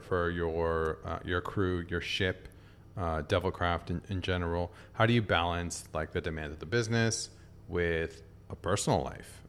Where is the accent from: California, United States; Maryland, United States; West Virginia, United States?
California, United States; San Diego; now in Tokyo, Japan; my hometown, San Diego